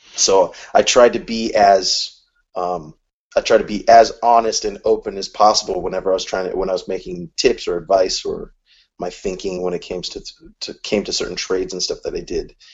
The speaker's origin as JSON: {"language": "English", "region": "California", "country": "United States", "said": "I'm from California"}